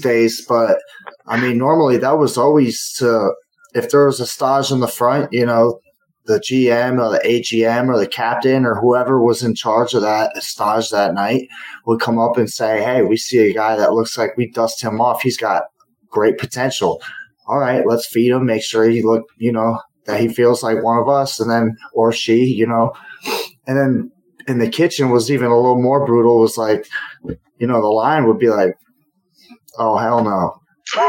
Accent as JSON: {"language": "English", "area": "the Berkshires", "region": "Massachusetts", "country": "United States", "also_born_or_lived": "Florida", "moved": "yes", "lives_now": "Oakland, United States", "said": "We're from the Berkshires"}